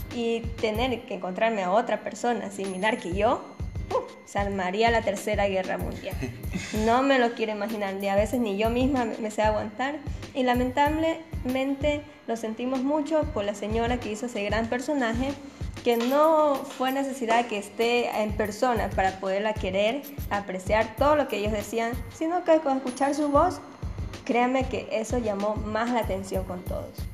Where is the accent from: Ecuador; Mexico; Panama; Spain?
Ecuador; Machala, El Oro; mi querida ciudad de Machala, capital bananera del mundo, ubicados en Ecuador